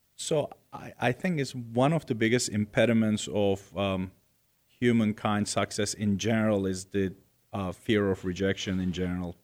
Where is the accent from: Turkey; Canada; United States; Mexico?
Turkey; Istanbul; moved away; I was born in Istanbul, Turkey, and nineteen seventy-eight